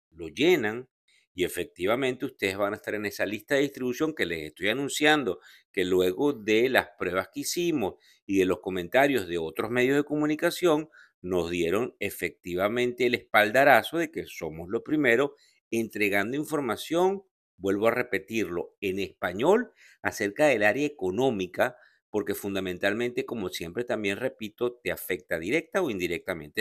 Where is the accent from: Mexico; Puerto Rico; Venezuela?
Venezuela; como venezolano